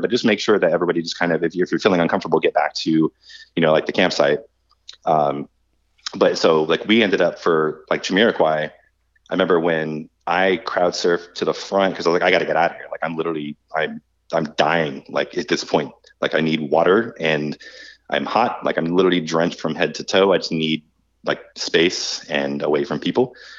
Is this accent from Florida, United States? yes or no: yes; Florida, United States; we're all from Florida